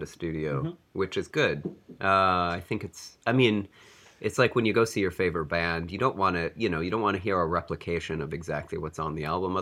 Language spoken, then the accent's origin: English; Detroit, Michigan, United States; now in Washington, D.C., United States; I'm originally from Detroit